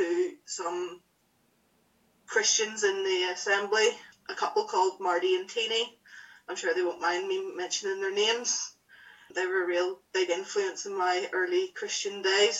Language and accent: English; Whitehead, Northern Ireland, United Kingdom; I grew up in a small town called Whitehead.